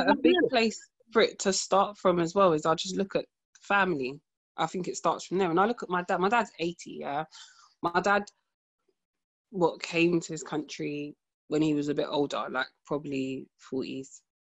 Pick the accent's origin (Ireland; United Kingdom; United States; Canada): United Kingdom; in the UK, obviously, we use English, you know, so unless we're amongst family, we don't really speak like that.